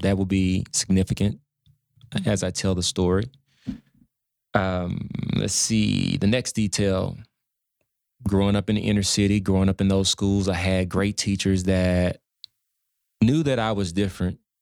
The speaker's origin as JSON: {"language": "English", "town": "Dallas", "region": "Texas", "country": "United States", "tie": "born or raised there", "said": "Dallas, Oak Cliff"}